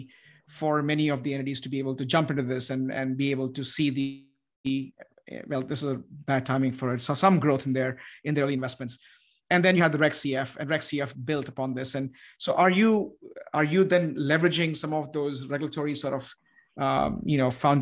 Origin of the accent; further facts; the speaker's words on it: United States; as an American, as who lives in the United States